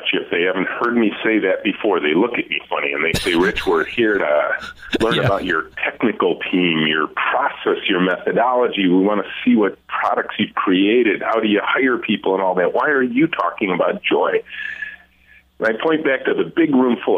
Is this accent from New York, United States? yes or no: no; Southeast Michigan, United States; as a kid growing up in Southeast Michigan